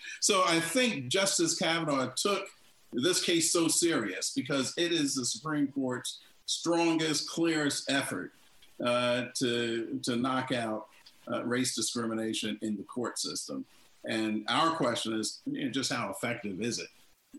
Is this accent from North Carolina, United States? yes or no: yes; North Carolina, United States; In my home state of North Carolina